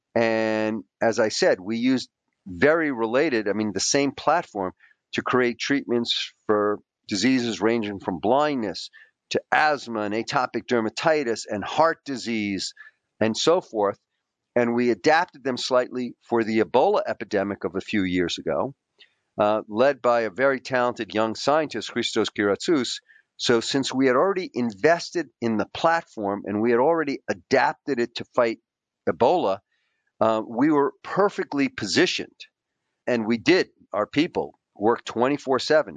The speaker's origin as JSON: {"language": "English", "town": "New York City", "region": "New York", "country": "United States", "tie": "born or raised there", "also_born_or_lived": "Queens", "said": "we were ordinary kids growing up in the New York City public school system. I was, you know, I grew up in a poor Greek immigrant family."}